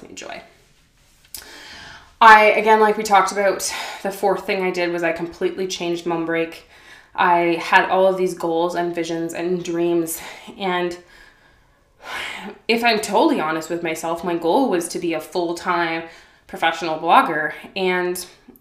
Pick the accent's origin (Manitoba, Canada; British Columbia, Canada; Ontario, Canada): Ontario, Canada; Ottawa; Growing up in Ottawa, Canada, I'm very sheltered